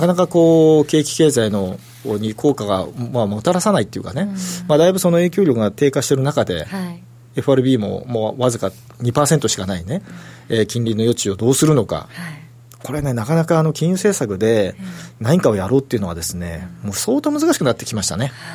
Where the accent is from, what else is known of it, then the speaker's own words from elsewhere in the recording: Toyama, Japan; moved away; 私地元が富山なんで